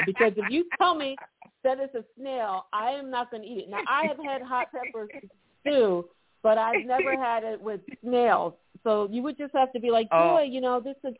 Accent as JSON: {"language": "English", "country": "United States", "said": "as an American"}